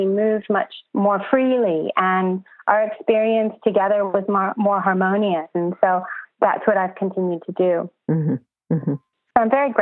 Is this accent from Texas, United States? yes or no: no; Los Angeles, California, United States; moved away as an adult; now in Brisbane, Australia; I'm originally from Los Angeles